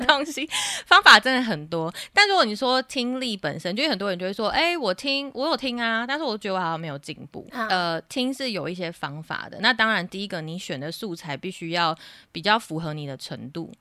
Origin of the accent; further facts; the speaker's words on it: Taiwan; 在台湾学英文的学生经历过的那个学习过程，其实我也有经历过